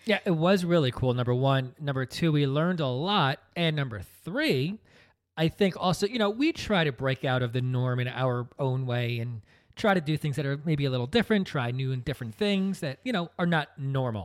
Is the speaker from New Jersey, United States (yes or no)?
yes; New Jersey, United States; we're from New Jersey. We come from a, a very traditional upbringing